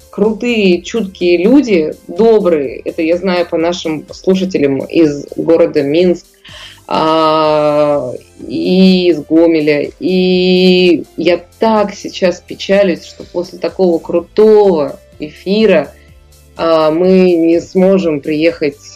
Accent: Chukotka Autonomous Okrug, Russia; Я с Чукотки. Я, я, я, я могу вам сказать, что вы, э, жители э, Беларуси, для нас, для Чукч, являетесь жители, жителями материка.

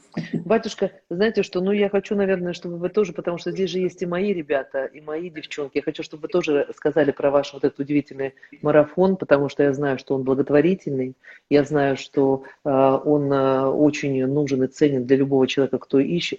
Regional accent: Kazakhstan; moved away as an adult; я приехала из Казахстана

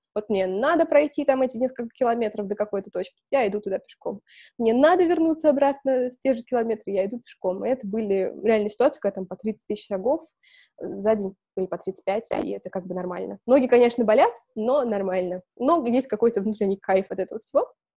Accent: Balashikha, Moscow Oblast, Russia; Я выросла в Балашихе, то есть в Подмосковье

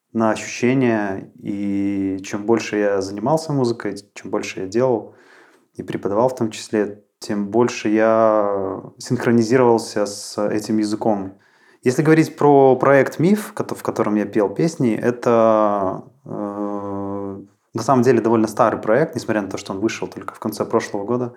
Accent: Mozyr, Gomel Region, Belarus; moved away as an adult; now in Minsk, Belarus; я родом из Мозыря, и в Минск я переезжал вот, э, примерно десять лет назад

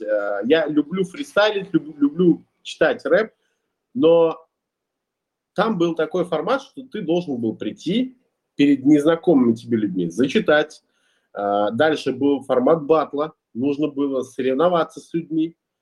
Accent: Ulyanovsk, Ulyanovsk Oblast, Russia; moved away as an adult; also born or lived in Kazan; now in Bali, Indonesia; Я сам родом из Ульяновска, последние пять лет жил в Казани, сейчас зимую на Бали

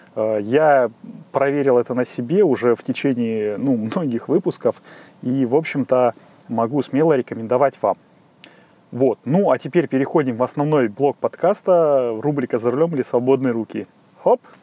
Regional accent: Saint Petersburg, Russia; из Санкт-Петербурга

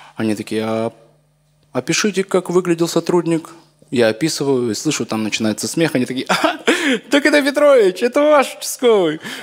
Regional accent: Omsk, Omsk Oblast, Russia; в моем родном городе Омске.

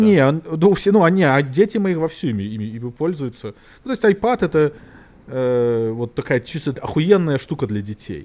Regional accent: Belarus; Я как коренной белорус

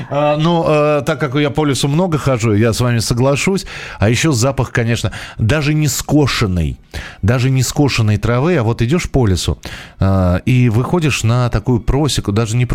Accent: Azov, Rostov Oblast, Russia; now in Valencia, Spain; До сих пор помню запах в столовой кухне, в детстве, в детском садике «Солнышко» города Азова

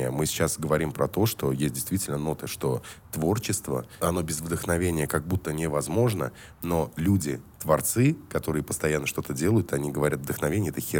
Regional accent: Ashgabat, Turkmenistan; born there; Я родился в Ашхабаде, братан.

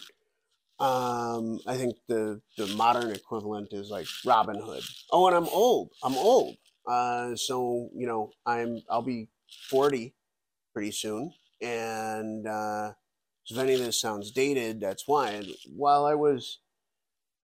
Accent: Buffalo, New York, United States; I'm from Buffalo, New York

